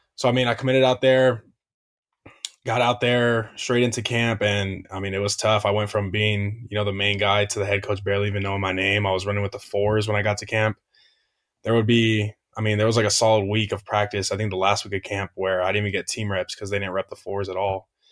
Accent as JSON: {"language": "English", "town": "Hesperia", "region": "California", "country": "United States", "said": "I'm from Asperia, California"}